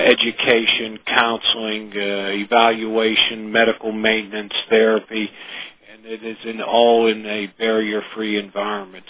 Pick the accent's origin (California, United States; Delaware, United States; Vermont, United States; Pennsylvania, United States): Pennsylvania, United States; Johnstown; I grew up in Johnstown, Pennsylvania